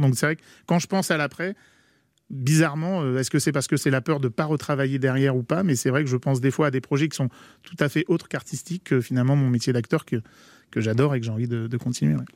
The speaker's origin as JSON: {"language": "French", "area": "Paris region", "region": "Île-de-France", "country": "France", "tie": "born or raised there", "also_born_or_lived": "Versailles", "said": "moi je suis né à Versailles, j'ai grandi en région parisienne"}